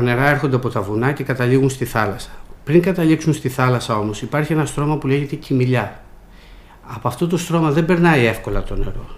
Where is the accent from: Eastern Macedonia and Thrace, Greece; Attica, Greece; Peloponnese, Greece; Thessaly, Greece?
Peloponnese, Greece; Velo; moved away as an adult; also born or lived in Athens; Εμείς μεγαλώσαμε στην πλατεία του Βέλου, είμαστε από το Βέλο